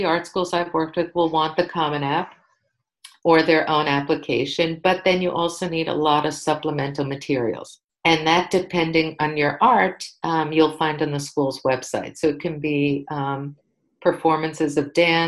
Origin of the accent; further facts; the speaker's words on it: New York City, New York, United States; I grew up in New York City